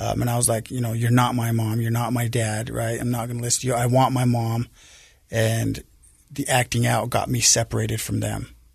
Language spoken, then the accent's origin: English; Salt Lake City, Utah, United States; I grew up here in Salt Lake. uh, on the west side of Salt Lake, the Glendale area